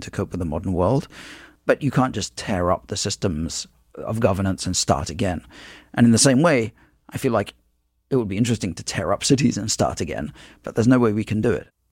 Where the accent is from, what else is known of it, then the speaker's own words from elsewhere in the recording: London, United Kingdom; moved away as an adult; now in United States; I grew up in London, which is a city a lot like New York